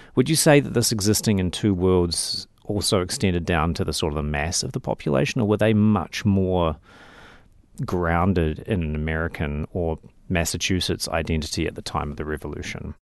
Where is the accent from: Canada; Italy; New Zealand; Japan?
New Zealand; moved away as an adult; also born or lived in United States / Oxford, England; as a New Zealander